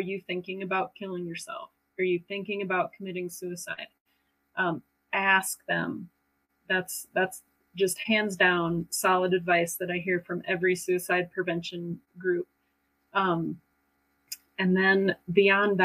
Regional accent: Stillwater, Oklahoma, United States; I'm from Stillwater

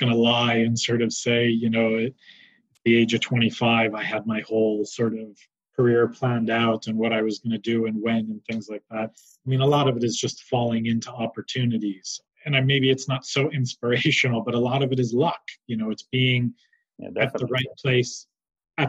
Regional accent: New York, United States; moved away; I grew up in New York

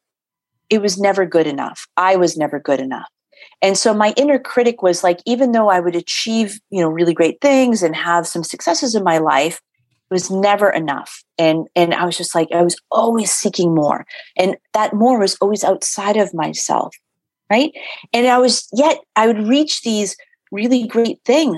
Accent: Boston, Massachusetts, United States; I'm born and raised in Boston

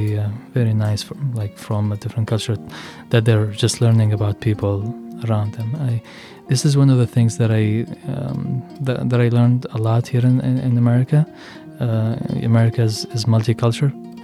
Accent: Yemen; also born or lived in Michigan; now in United States; I am from Yemen

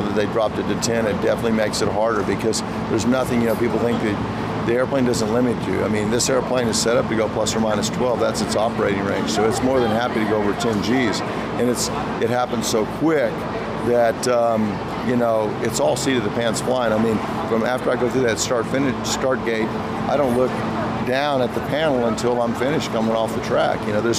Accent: Texas, United States; born there; I mean, I was born in Texas

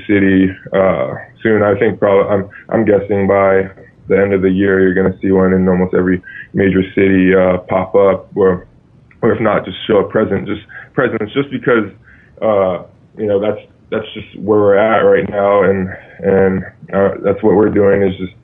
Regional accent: Hawaii, United States; I grew up in Hawaii and deep in my father's Tongan culture

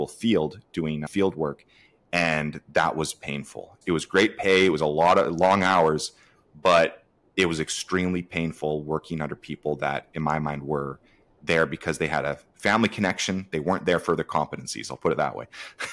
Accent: Canada; I'm actually in Canada, so I'm a Canadian

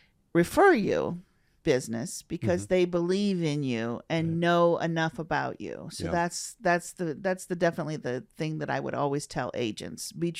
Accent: Tiffin, Ohio, United States; Tiffin, Ohio, which is Northwest Ohio.

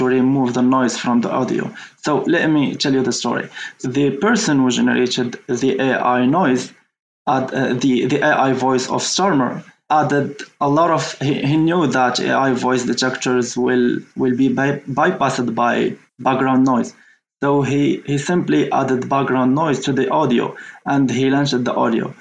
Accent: Morocco; I'm from Morocco

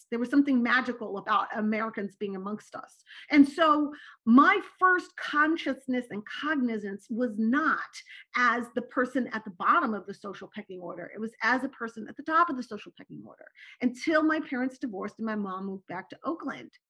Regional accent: Turkey; born there; also born or lived in Morocco / Syria; Okay, so I was born in Turkey. I lived in Morocco and Syria.

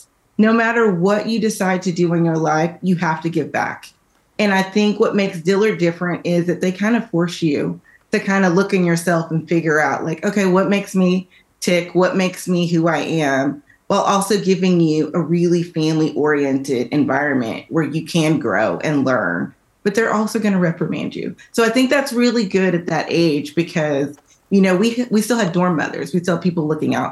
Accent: Dallas, Texas, United States; moved away as an adult; also born or lived in New Orleans, Louisiana; I am originally from Dallas, Texas

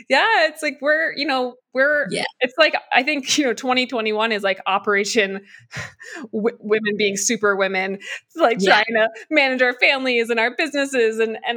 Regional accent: New York, United States; moved away as an adult; I'm from the area as well. I just moved out of New York

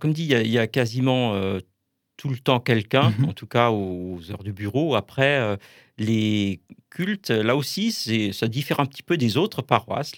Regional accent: Kolbsheim, Grand Est, France; dans la paroisse où j'ai grandi en fait à Kolbsheim

